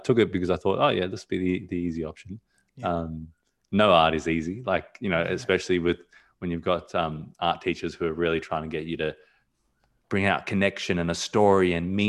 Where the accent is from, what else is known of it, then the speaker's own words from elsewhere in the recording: Australia; also born or lived in Johannesburg, South Africa; So, you know, originally I'm from South Africa, Johannesburg, and I was, you know, I spent a few years in South Africa, and I moved over to Australia when I was two.